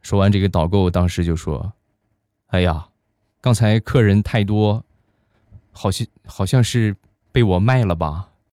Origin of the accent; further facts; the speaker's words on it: Rizhao, Shandong, China; 日照绿茶，这是目前我们店铺的镇店之宝，也是我们的主打产品，是我们家乡的特产